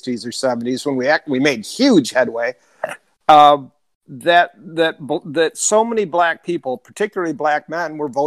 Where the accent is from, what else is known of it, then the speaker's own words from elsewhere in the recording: Detroit, Michigan, United States; I grew up in the Detroit area